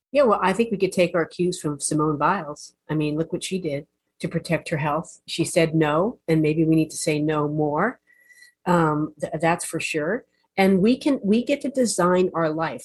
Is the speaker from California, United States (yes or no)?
no; New Jersey, United States; I'm from New Jersey